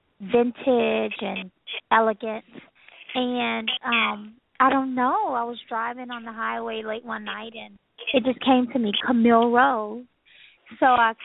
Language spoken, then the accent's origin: English; Louisiana, United States; I'm from Louisiana